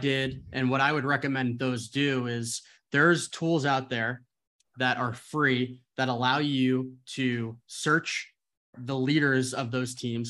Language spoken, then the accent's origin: English; New Jersey, United States; moved away as an adult; also born or lived in Arizona / San Francisco; I am originally from New Jersey, went to school in Arizona